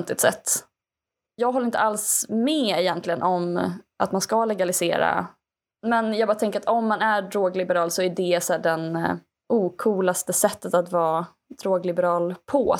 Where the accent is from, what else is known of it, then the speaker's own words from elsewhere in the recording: Skaraborg, Västra Götaland, Sweden; som skaraborgare